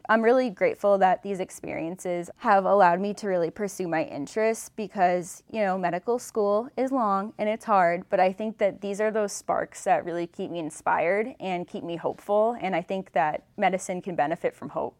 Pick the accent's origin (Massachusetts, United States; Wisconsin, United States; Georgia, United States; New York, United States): Massachusetts, United States; Western; I'm from Western Massachusetts, and I attended Boston College